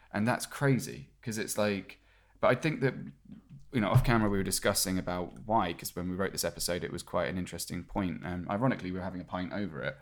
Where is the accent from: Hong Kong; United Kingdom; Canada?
United Kingdom; moved away; being British